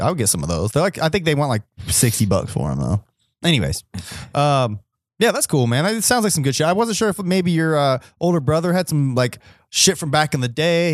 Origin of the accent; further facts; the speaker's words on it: Ohio, United States; we're from Ohio